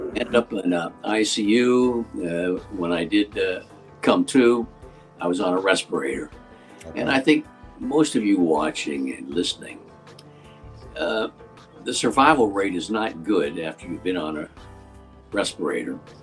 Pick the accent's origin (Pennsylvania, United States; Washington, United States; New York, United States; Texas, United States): Pennsylvania, United States; Western; moved away; I grew up in Western Pennsylvania